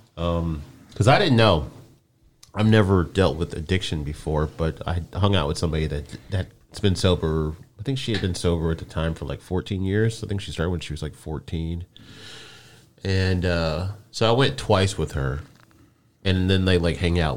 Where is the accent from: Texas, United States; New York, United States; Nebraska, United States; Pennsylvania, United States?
Nebraska, United States; Omaha; moved away; I grew up in Omaha, but I moved here in '91